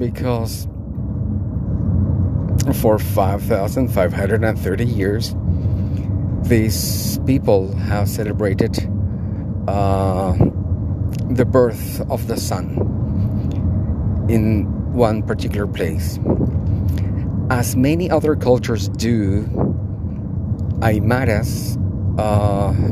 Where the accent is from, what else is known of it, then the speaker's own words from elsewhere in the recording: Bolivia; I live and I am from Bolivia